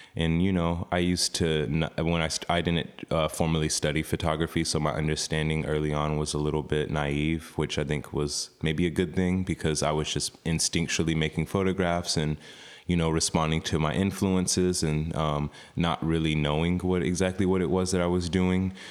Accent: Oklahoma, United States; moved away; also born or lived in New York / Austin, Texas; growing up in Oklahoma, Chickasaw

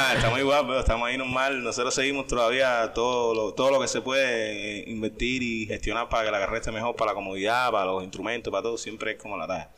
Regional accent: Cuba; de Cuba

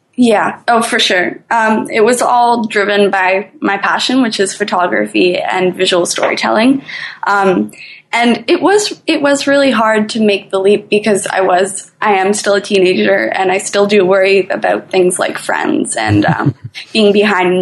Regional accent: Toronto, Ontario, Canada; I'm from Toronto, Canada

